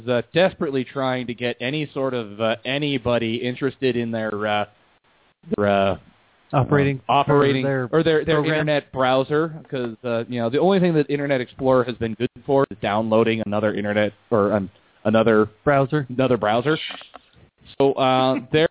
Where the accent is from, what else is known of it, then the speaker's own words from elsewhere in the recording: United States; us Americans as an American